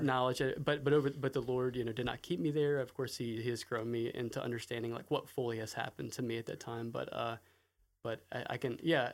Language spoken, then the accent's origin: English; Raleigh, North Carolina, United States; I grew up in Raleigh, North Carolina, in the northern suburbs of Raleigh